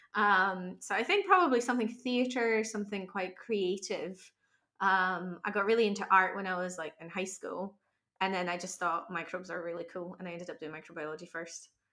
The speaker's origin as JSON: {"language": "English", "country": "Poland", "second_language": "English", "moved": "yes", "lives_now": "Glasgow, United Kingdom", "said": "I come from Poland"}